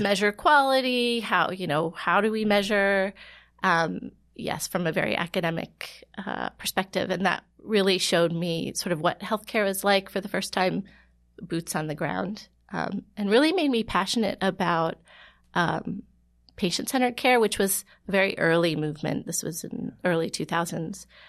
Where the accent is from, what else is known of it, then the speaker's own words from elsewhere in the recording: Ohio, United States; moved away as an adult; also born or lived in Florida; now in New York, United States; I grew up in Ohio